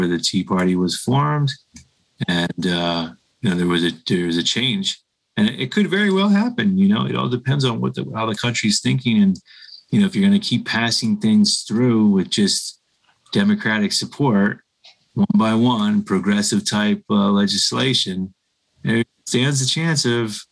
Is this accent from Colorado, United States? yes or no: yes; Colorado, United States; I'm a Coloradan.